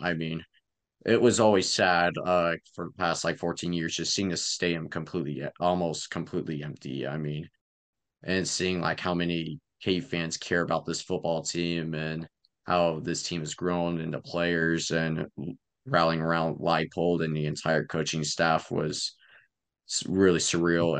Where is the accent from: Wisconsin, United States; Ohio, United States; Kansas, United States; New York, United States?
Kansas, United States; Lawrence; also born or lived in Fort Collins, Colorado; I'm from Lawrence. I've been here in Lawrence for about seventeen years. I'm twenty-two